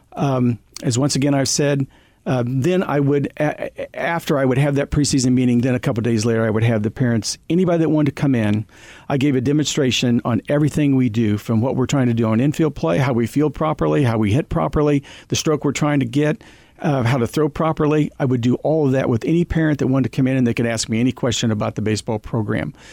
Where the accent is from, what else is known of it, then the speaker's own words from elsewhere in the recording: Girard, Kansas, United States; a young kid growing up in Little Town of Gerard, Kansas, because it was a great place to be raised